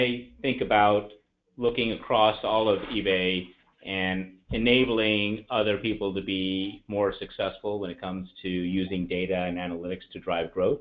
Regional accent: Alabama, United States; also born or lived in India / Atlanta, Georgia; I was born in India, but I grew up in the US. In fact, spent most of my time in Alabama

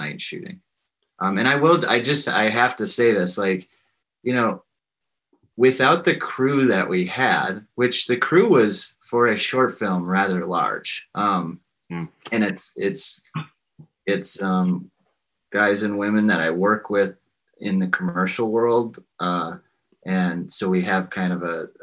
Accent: Spring Green, Wisconsin, United States; growing up in Spring Green

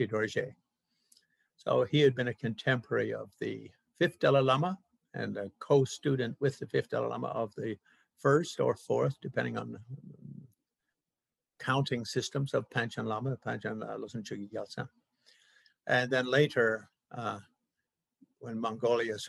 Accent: Canada; I'm a Canadian

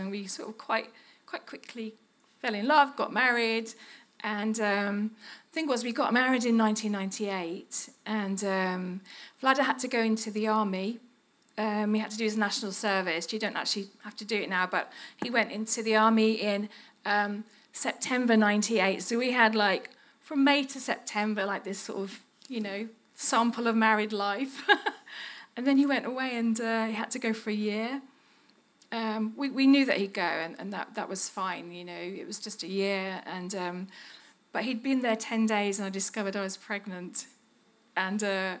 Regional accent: Birmingham, West Midlands, United Kingdom; accent: Brummie; moved away as an adult; now in Serbia; I was just a Brummie, still am. I dealt with my accent a little bit, but it won't go away completely

